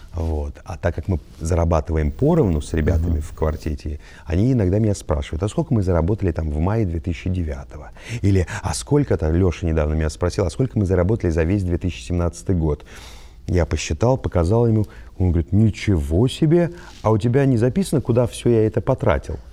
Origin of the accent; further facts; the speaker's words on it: Volgograd, Volgograd Oblast, Russia; Я родился в Волгограде, в Кировском районе. Во-первых, у нас был двор, как, как и многие дворы